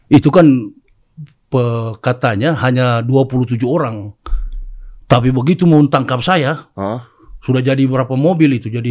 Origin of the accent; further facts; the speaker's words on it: Manado, North Sulawesi, Indonesia; Nah, ini di dalam kultus kehidupan kita orang Manado, ini sudah biasa.